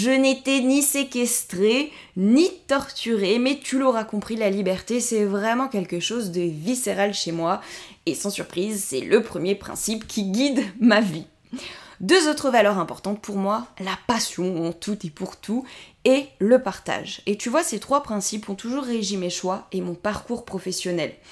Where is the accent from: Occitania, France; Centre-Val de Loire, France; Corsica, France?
Corsica, France; born there; Je suis née en Corse il y a 33 ans et je voue un attachement particulier à mon île de beauté.